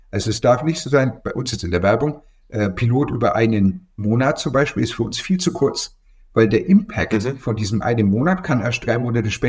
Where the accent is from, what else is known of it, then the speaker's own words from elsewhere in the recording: Bavaria, Germany; Ja, ich nehme immer Bier. Also ich bin aus Franken.